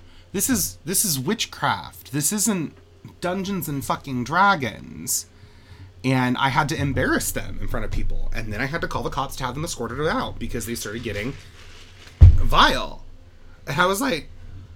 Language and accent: English; West Haven, Utah, United States; I'm from West Haven. It's a quaint little town on the outskirts of Ogden.